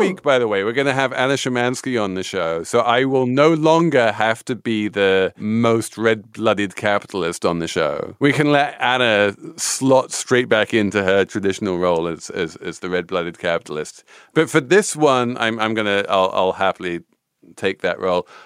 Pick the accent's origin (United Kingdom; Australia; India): United Kingdom; England; As an English person